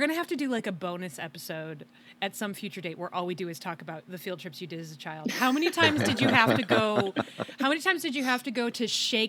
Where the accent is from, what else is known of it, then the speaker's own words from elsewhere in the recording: Michigan, United States; When I was a child, growing up in Michigan, in the Midwest